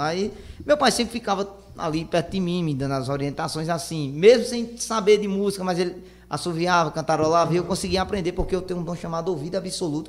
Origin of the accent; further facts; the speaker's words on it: Junco, Pernambuco, Brazil; eu nem sou aqui de Itaquaritinga, eu sou de um município de vertente chamado Junco, povoado do Livramento chamado Junco